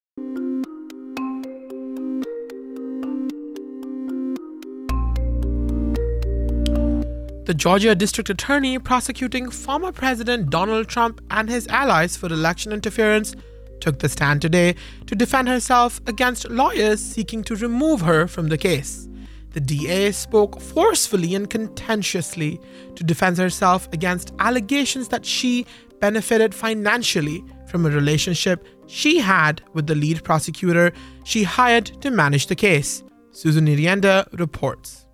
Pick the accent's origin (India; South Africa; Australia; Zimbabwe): India; moved away; I grew up in India